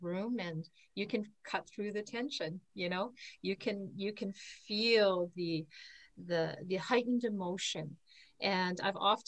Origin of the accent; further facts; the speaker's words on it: Canada; I'm from Canada